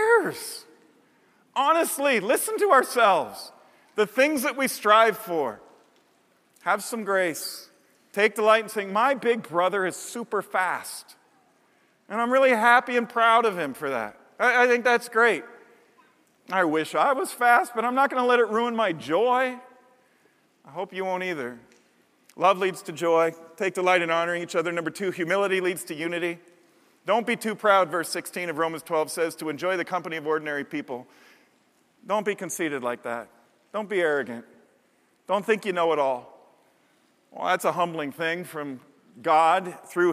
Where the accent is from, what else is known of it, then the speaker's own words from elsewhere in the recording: Chicago, Illinois, United States; my church growing up in Chicago.